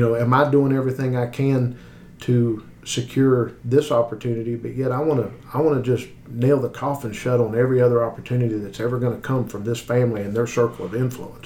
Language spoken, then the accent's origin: English; West Virginia, United States; I come from a, a, small town in West Virginia. You know, I grew up in West Virginia